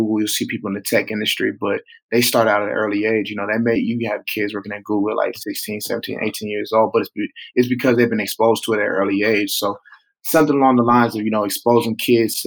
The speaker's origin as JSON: {"language": "English", "town": "Tulsa", "region": "Oklahoma", "country": "United States", "tie": "born or raised there", "said": "in Tulsa, in my hometown"}